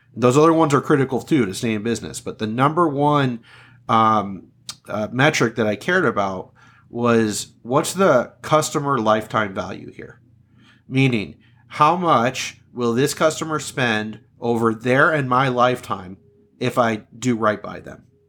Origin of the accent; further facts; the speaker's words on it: Southern California, United States; moved away as an adult; also born or lived in Upper Peninsula of Michigan; I was born and raised in Southern California.